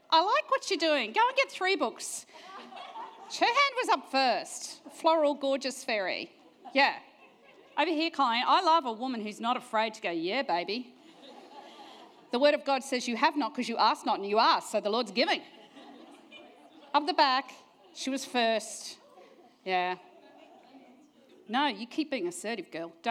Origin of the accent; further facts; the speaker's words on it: New Zealand; born there; I was born in New Zealand, never mind, but got smart, New Zealand.